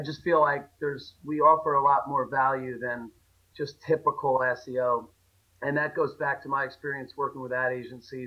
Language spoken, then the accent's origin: English; New Jersey, United States; moved away; I grew up in Jersey